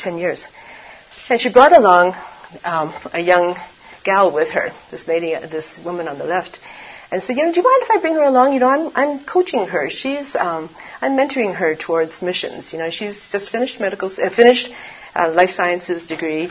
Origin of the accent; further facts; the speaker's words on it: Canada; moved away as an adult; also born or lived in Taiwan; now in China; Grew up in Canada, was born in Taiwan